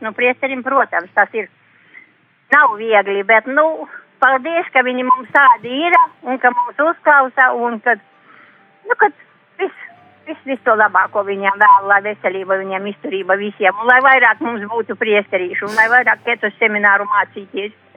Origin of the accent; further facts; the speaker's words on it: Saules kalns, Krāslava Municipality, Latvia; Es no Saulis kalna tur biju kalnos un dzīvoju.